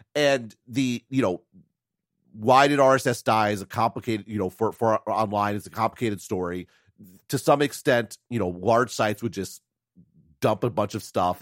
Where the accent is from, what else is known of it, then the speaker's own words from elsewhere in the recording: United States; as an American